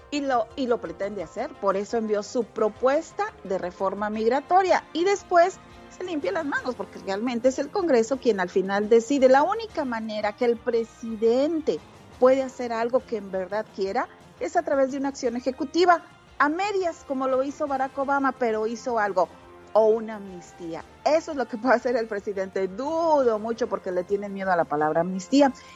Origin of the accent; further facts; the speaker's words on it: Mexico; now in United States; alguien que es bien mexicana. Soy súper mexicana, adoro mi país